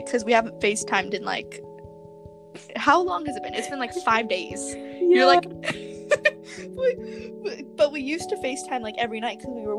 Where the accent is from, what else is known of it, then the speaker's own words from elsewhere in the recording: Arizona, United States; I was born in Arizona, so I hate the heat now.